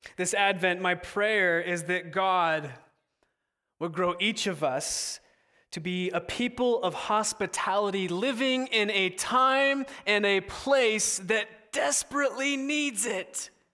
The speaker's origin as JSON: {"language": "English", "region": "Southern California", "country": "United States", "moved": "as an adult", "lives_now": "Seattle, United States", "said": "I went to college in Seattle, but I'm originally from Southern California, so I had to move away from mom and pop"}